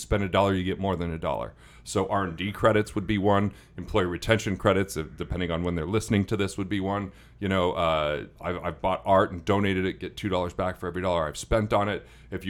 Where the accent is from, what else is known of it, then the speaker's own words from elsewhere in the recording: Utah, United States; Well, I am from Utah.